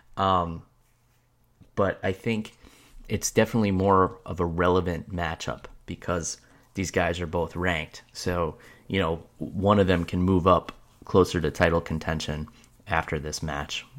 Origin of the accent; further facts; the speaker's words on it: New York, United States; moved away; also born or lived in New Jersey; I was born and raised in New York